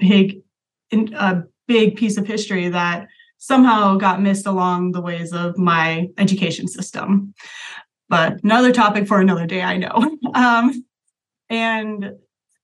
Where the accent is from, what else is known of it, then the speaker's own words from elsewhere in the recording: Las Vegas, Nevada, United States; moved away as an adult; also born or lived in Greencastle, Indiana; I was actually born and raised in Las Vegas